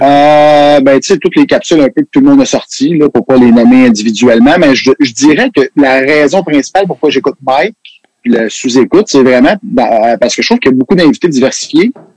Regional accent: Quebec, Canada; on est des Québécois

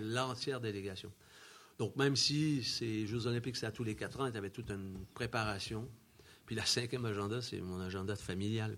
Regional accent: Quebec, Canada; moved away as an adult; also born or lived in Chamonix, France; now in France; je retournais chez moi au Québec

